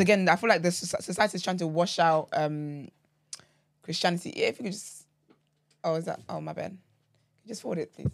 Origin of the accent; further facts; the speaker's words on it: Nigeria; moved away; growing up in Nigeria, right, um, so my granddad was Muslim